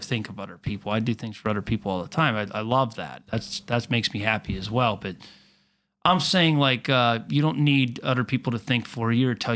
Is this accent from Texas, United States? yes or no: no; Latrobe, Pennsylvania, United States; I'm from Latrobe